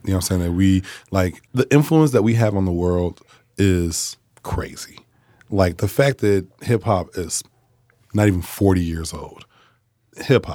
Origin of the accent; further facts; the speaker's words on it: United States; because I'm from America